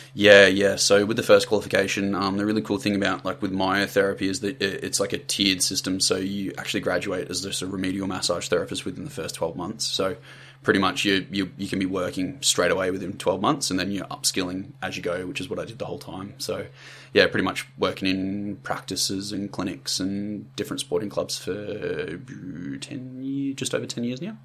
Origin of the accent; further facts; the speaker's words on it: country Victoria, Australia; now in Sunshine Coast, Australia; so I'm from Country Vic originally. Uh, grew up like down there. Dad was military, so we moved around a lot. That sort of stuff in the Air Force. But yeah, ended up settling in Country Victoria. Grew up down there